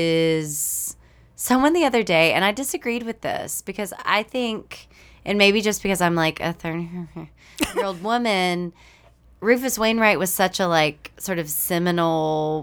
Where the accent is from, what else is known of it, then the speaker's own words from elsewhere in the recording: East Texas, United States; I grew up in a conservative, Baptist, East Texas household.